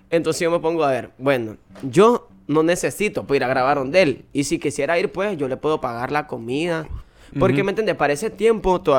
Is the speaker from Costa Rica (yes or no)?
yes; Costa Rica; yo le voy a decir que, que yo soy de Costa Rica, en verdad